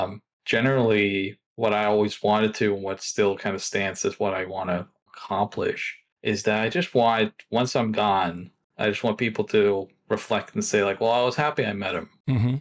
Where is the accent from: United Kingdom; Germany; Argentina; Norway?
Norway; English is a second language; So I grew up in Norway, and there's a social norm there.